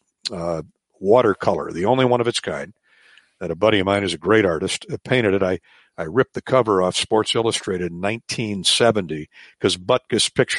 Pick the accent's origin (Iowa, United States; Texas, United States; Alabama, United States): Iowa, United States; Eastern; I grew up in Eastern Iowa